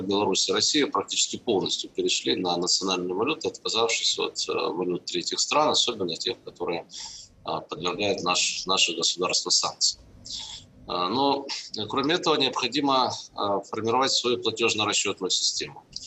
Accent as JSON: {"language": "Russian", "town": "Zaporizhzhia", "region": "Zaporizhzhia Oblast", "country": "Ukraine", "tie": "born or raised there", "moved": "yes", "lives_now": "Russia", "said": "Я сам родился и вырос на Украине. Могу сказать, что уровень а, производственно-технологического развития в Запорожье, родном мне"}